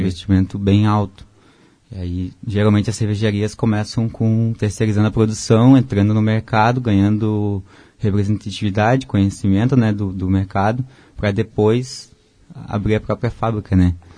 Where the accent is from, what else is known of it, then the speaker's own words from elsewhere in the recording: Porto Alegre, Rio Grande do Sul, Brazil; moved away as an adult; also born or lived in Blumenau; Eu sou de Porto Alegre